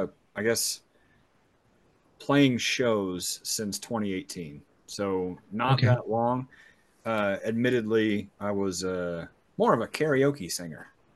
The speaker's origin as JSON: {"language": "English", "town": "Spokane", "region": "Washington", "country": "United States", "tie": "born or raised there", "said": "Yeah, born and raised here in town."}